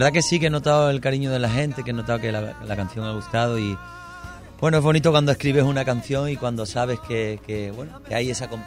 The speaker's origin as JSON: {"language": "Spanish", "region": "Andalusia", "country": "Spain", "moved": "yes", "lives_now": "Madrid, Spain", "said": "yo soy del sur de España, de Andalucía"}